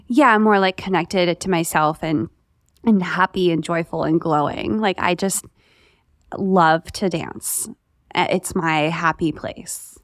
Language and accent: English; Raleigh, North Carolina, United States; I'm from Fa-, Raleigh